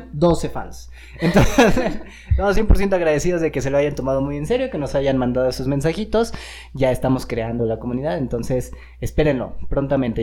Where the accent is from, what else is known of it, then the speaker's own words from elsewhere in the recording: Mexico; Como buenos mexicanos